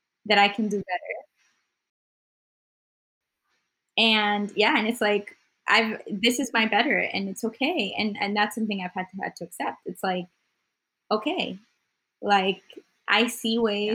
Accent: Houston, Texas, United States; also born or lived in Colombia / Nebraska; I came here when I was nine and I grew up in mini Colombia in Houston till I was 17

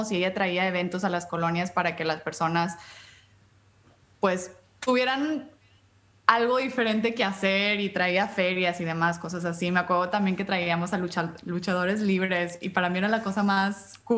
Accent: United States; born there; Este, nací en Estados Unidos, em, mis padres, mi padre es hondureño, mi madre es mexicana.

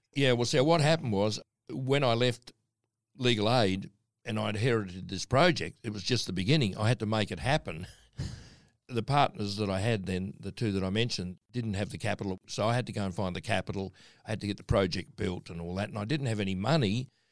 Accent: Darwin, Northern Territory, Australia; moved away; also born or lived in Adelaide, Australia / Cranbrook / Christchurch / Western Australia; we were brought up in Darwin

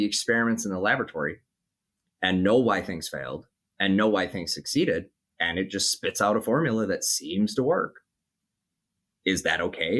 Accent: Minnesota, United States; in my home state of Minnesota

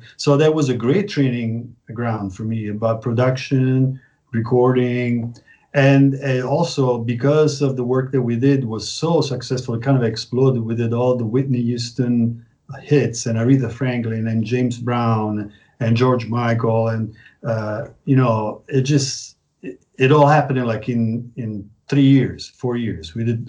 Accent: Prague, Czechia; because I came from Prague and Prague was totally free.

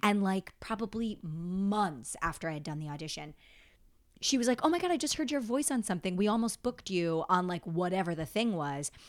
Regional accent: upstate New York, United States; now in New York City, United States; I grew up upstate

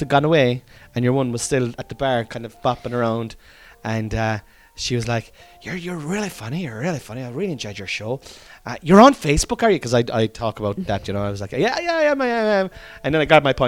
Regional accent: Cork, Munster, Ireland; accent: Cork; I was accentuating my Cork accent

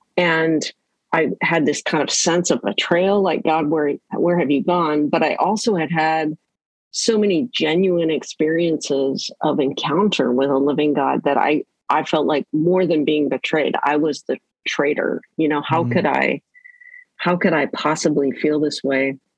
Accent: Canada; now in Vancouver, Canada; Well, yes, I live in Vancouver, British Columbia, Canada. Grew up in various parts of Canada, the oldest of three kids.

